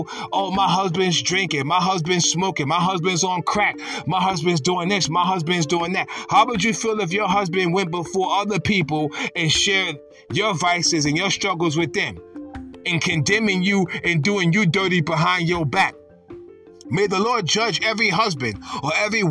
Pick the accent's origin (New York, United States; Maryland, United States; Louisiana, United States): New York, United States; I'm from New York